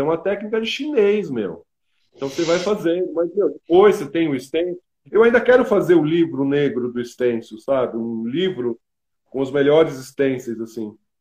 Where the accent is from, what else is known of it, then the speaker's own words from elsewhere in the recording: Brazil; eu sou latino-americano, sou brasileiro